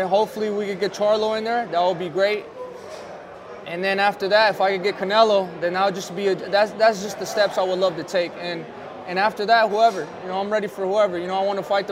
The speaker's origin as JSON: {"language": "English", "town": "Phoenix", "region": "Arizona", "country": "United States", "tie": "born or raised there", "said": "It's in front of my hometown. I'm fighting for a belt in Phoenix, Arizona"}